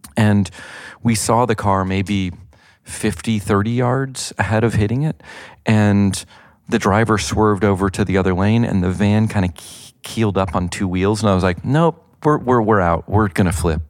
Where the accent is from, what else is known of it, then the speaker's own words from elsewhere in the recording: the South, United States; I grew up in the South